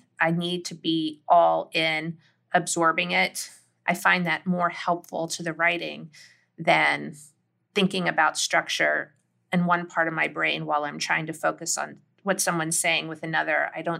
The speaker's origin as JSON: {"language": "English", "region": "the South", "country": "United States", "tie": "born or raised there", "said": "Like, I just know deep in my bones as a Southerner that, you know, having grown up that way, that I think that a lot of people who didn't grow up that way maybe don't quite understand how literal, how fully formed these worlds are to people."}